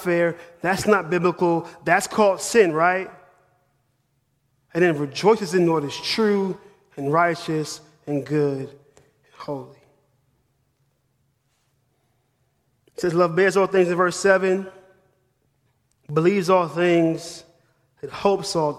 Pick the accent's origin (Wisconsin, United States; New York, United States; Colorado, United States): New York, United States; New York City; moved away as an adult; also born or lived in Manhattan; now in Knoxville, United States; I'm from New York City. I'm a northern boy.